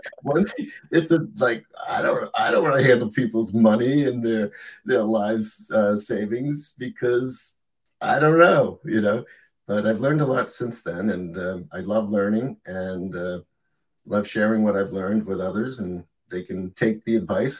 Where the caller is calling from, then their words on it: Portland, Maine, United States; I'm in Portland, Maine, and it's about 41 degrees here, which we've had a pretty mild winter.